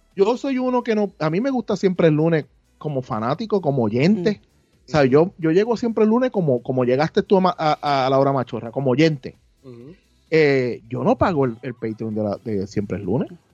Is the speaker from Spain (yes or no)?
no; Puerto Rico; nosotros como creadores en Puerto Rico